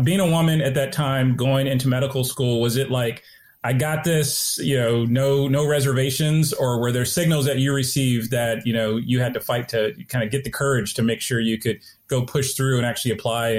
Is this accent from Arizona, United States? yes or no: yes; Phoenix, Arizona, United States; I'm actually from Phoenix, Arizona, so I spent quite a bit of time in Arizona.